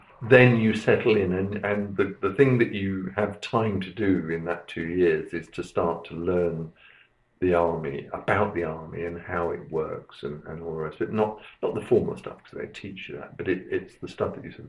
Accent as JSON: {"language": "English", "town": "Aldershot", "region": "South East England", "country": "United Kingdom", "tie": "born there", "said": "So I was born in Aldershot in 1951, because my father was in the army. I was born in the Louise Margaret Hospital."}